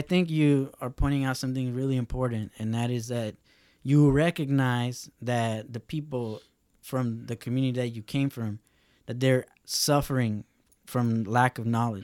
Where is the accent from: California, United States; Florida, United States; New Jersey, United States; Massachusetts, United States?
California, United States; Lynwood; where I grew up in Linwood